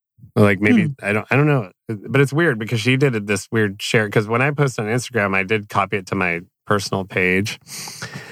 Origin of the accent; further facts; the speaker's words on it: New York, United States; moved away; also born or lived in Virginia; I was born in New York